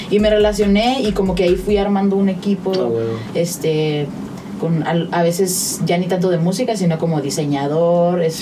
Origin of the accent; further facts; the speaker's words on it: Ciudad Juárez, Chihuahua, Mexico; Ok, pues yo soy de Ciudad Juárez, Chihuahua.